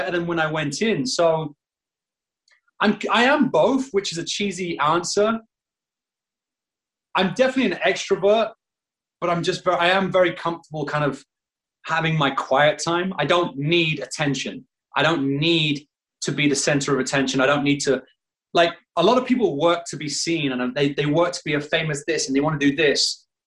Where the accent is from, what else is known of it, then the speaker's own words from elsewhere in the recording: Northern England, United Kingdom; moved away as an adult; now in United States; being British and Northern